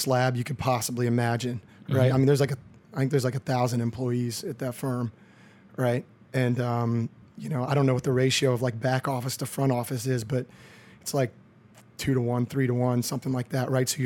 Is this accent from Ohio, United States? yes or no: no; College Station, Texas, United States; moved away as an adult; also born or lived in Houston, Texas / Chicago; I grew up in College Station, Texas.